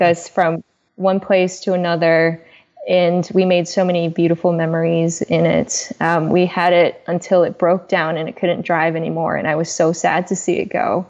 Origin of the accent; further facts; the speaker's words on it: China; moved away; I'm an immigrant from China.